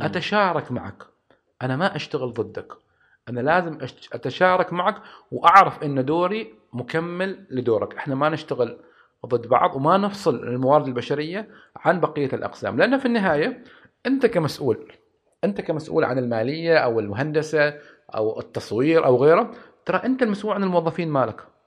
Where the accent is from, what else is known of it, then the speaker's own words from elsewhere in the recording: Oman; عندنا في عمان